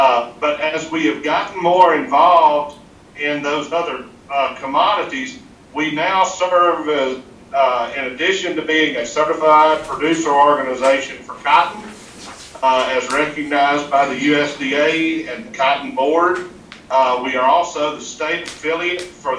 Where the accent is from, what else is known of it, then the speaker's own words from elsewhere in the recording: Louisiana, United States; I'm born and raised in Louisiana, live in the Delta.